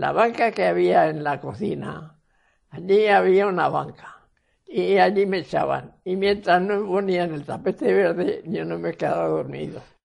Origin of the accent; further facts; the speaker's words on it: Cuenca, Castilla-La Mancha, Spain; En Saelides, Cuenca